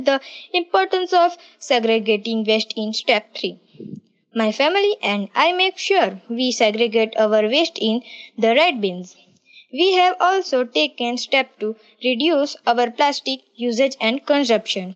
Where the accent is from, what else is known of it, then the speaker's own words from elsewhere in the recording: Gujarat, India; I am from Gujarat